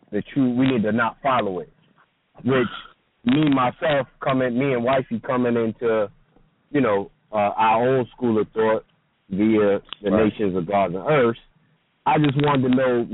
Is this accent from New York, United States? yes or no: yes; New York, United States; now in Carolina, United States; I live in Carolina now, but originally from New York